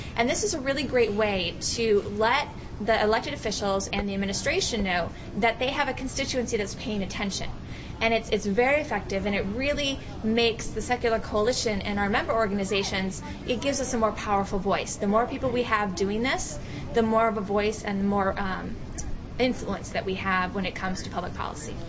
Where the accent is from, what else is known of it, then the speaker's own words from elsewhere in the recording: Iowa, United States; growing up in Iowa